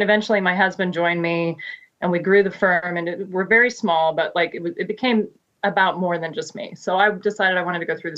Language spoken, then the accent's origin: English; Wichita, Kansas, United States; moved away as an adult; now in Maryland, United States; I grew up in Wichita, Kansas.